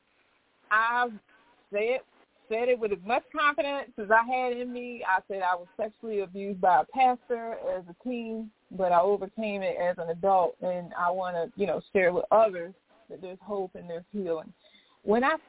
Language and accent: English; North Carolina, United States; moved away as an adult; now in Baltimore, United States; I'm originally from North Carolina